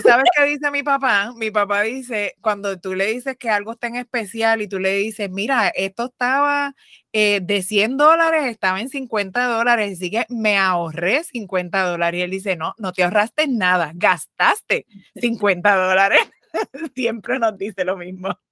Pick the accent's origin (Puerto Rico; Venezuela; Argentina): Puerto Rico; nosotras somos boricuas